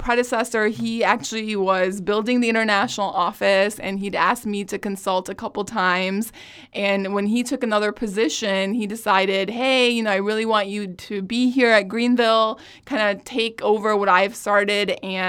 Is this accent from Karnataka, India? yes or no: no; New Delhi, Delhi, India; now in United States; I was born and raised in New Delhi, India, and pretty much went to school in Edwardsville, have family in St. Louis